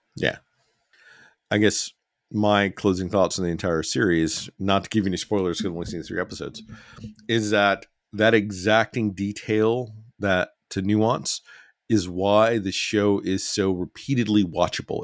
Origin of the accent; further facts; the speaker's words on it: Alabama, United States; a young person growing up in Alabama